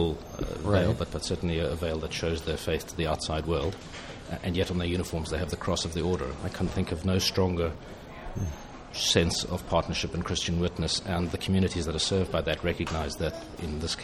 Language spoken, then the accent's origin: English; United Kingdom; accent: British